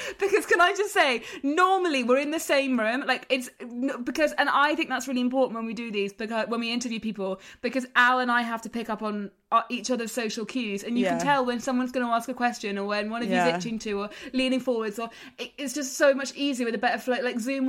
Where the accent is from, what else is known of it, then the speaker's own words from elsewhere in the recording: England, United Kingdom; Thanks, I'm from England.